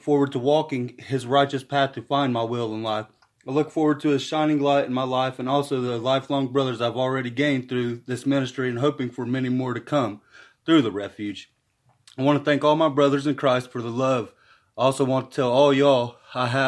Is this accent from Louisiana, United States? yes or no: no; Chillicothe, Ohio, United States; I'm from Chillicothe, Ohio